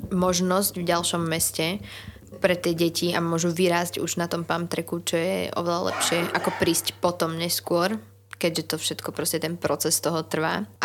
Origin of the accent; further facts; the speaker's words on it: Šenkvice, Bratislava Region, Slovakia; ale našťastie ja som zo Šenkovic, kde je BMX hala, čo je podobné pamtrku, takže ja trénujem tam väčšinu času